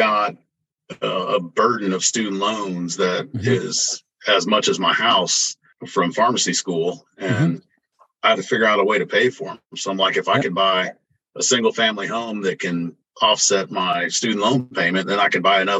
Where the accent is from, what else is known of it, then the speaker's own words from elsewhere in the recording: Indianapolis, Indiana, United States; moved away as an adult; also born or lived in Florida; now in Oklahoma City, United States; I was born and raised in Indianapolis and spent some time in Florida